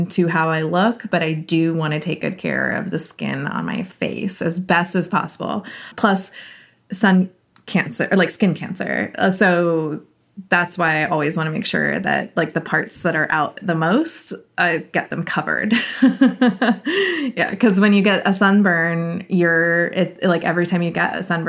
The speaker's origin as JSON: {"language": "English", "region": "California", "country": "United States", "said": "I'm from California"}